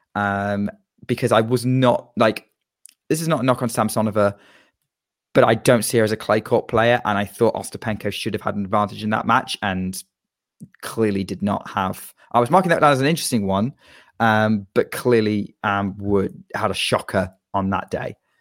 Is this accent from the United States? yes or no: no; United Kingdom; as a Brit